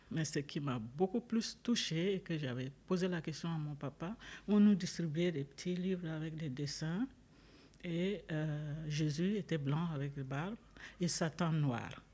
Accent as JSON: {"language": "French", "country": "Chad", "moved": "as an adult", "lives_now": "Switzerland", "said": "je suis d'origine tchadienne. Je suis arrivée en Suisse depuis 1993"}